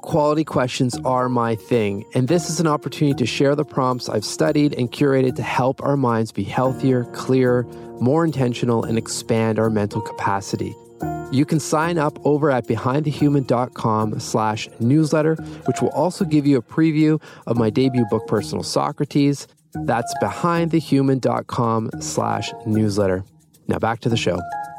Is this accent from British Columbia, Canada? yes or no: no; Toronto, Ontario, Canada; Here from Toronto, Canada.